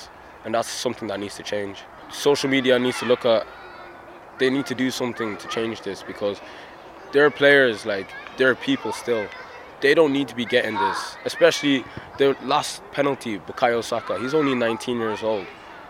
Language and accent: English; Ireland; also born or lived in England; I was born in Ireland. I lived in England for a couple of years. My dad is Nigerian and my mum's South African.